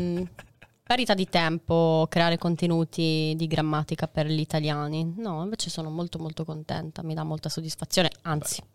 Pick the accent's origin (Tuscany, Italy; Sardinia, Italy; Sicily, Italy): Sardinia, Italy; io sono sarda, quindi marco molto le vocali